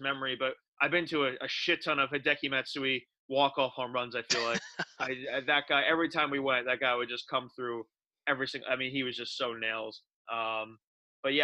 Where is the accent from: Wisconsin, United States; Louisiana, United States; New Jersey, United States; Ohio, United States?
New Jersey, United States; moved away as an adult; now in New York City, United States; I grew up in Central Jersey